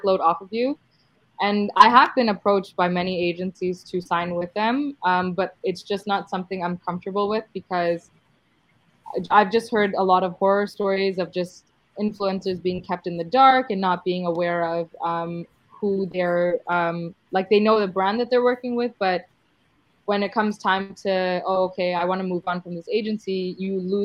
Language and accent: English; Canada; I was actually born here in Canada